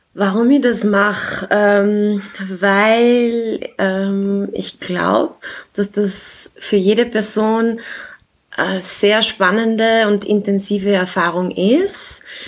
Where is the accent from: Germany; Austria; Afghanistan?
Austria; Klagenfurt, Carinthia; now in Vienna, Austria; ich bin in Klagenfurt geboren. Äh, ich lebe derzeit in Wien